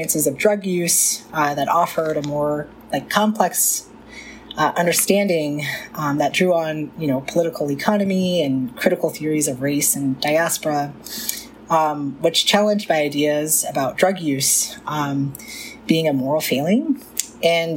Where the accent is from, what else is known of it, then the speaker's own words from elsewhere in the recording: New Mexico, United States; I'm from New Mexico